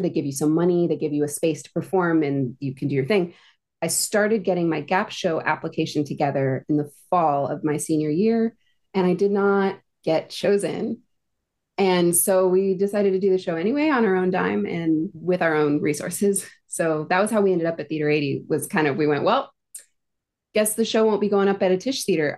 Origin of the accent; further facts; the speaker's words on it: Phoenix, Arizona, United States; moved away as an adult; now in New York City, United States; I grew up in Phoenix, Arizona